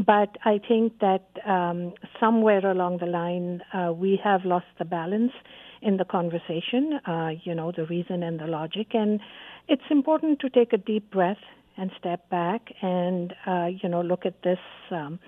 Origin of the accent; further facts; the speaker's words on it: Canada; as a Canadian